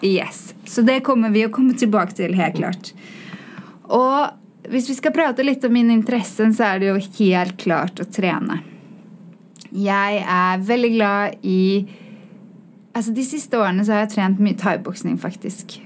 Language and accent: Swedish; Oslo, Norway; accent: svorsk; Swedish is a second language; moved away; jag kommer från Oslo